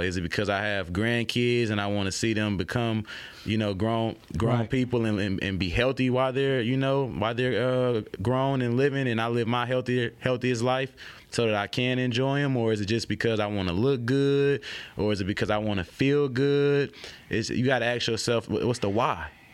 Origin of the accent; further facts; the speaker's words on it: Oakland, California, United States; now in Baton Rouge, United States; I'm from, like I tell people, I'm from Oakland, California.